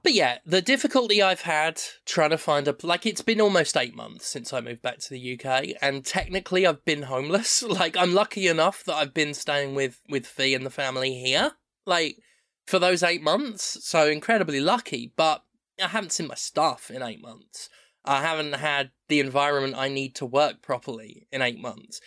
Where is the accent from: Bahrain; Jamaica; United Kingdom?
United Kingdom; moved away as an adult; also born or lived in United States; I'm a white British person